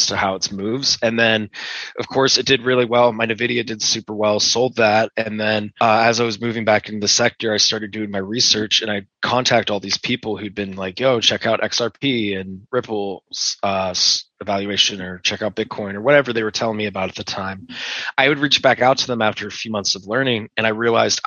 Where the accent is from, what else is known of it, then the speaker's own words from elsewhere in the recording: Pittsburgh, Pennsylvania, United States; moved away as an adult; now in Utah, United States; So I grew up in Pittsburgh. I lived there pretty much my whole life.